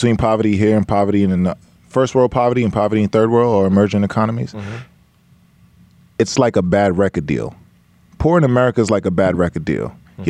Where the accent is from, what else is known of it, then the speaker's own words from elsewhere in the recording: Brooklyn, New York, United States; also born or lived in Georgetown, Guyana; So I'm from Brooklyn. I was born in Brooklyn, and I grew up bouncing between Brooklyn and Georgetown, Guyana.